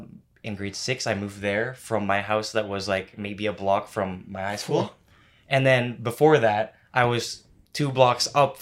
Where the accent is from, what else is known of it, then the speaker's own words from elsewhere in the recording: Vancouver, British Columbia, Canada; I'm from Vancouver